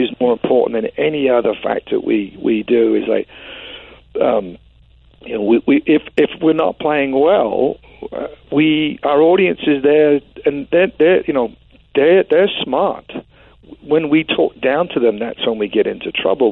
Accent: London, United Kingdom; moved away as an adult; now in Oregon, United States; I grew up in West London

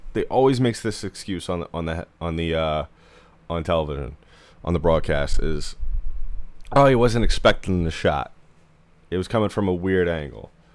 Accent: New York area, United States; I'm from the New York area

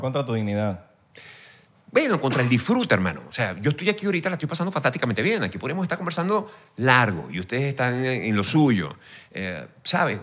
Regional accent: Venezuela; moved away as an adult; mi país.

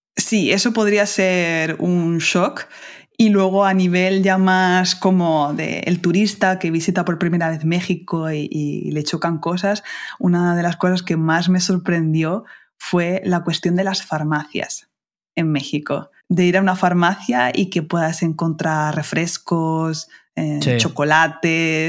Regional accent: Spain; los españoles somos bien vulgares hablando

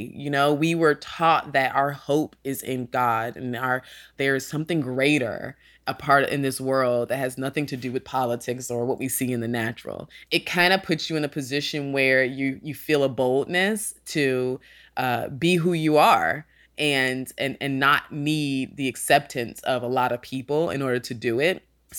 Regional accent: Sandy Springs, Georgia, United States; also born or lived in New Haven, Connecticut / North Carolina; And I am from Atlanta, Georgia, mostly Sandy Springs, Georgia. That's the suburbs. And I was born in New Haven, Connecticut. And we moved to North Carolina when I was younger.

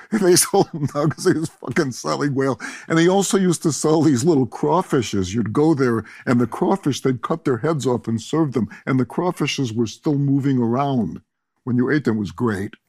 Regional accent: Chicago, Illinois, United States; moved away; I grew up in Chicago

